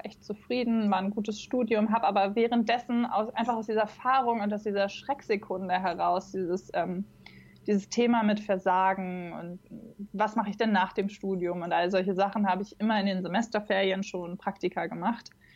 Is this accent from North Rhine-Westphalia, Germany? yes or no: no; Braunschweig, Lower Saxony, Germany; nah an meiner Heimatstadt dran. Ich komme aus Braunschweig ursprünglich.